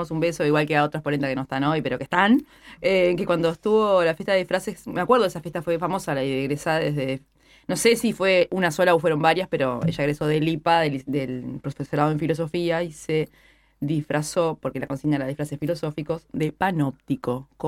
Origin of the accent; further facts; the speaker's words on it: Maldonado, Uruguay; A mí me gusta la playa de Maldonado, solo porque soy de Maldonado.